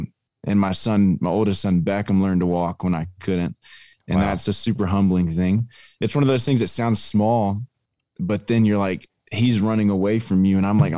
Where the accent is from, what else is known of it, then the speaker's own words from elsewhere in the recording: Longview, Texas, United States; Yeah, man, I don't know if we have time for that, but yeah, I grew up in Longview. My wife grew up in Hallsville, and we met in high school at church.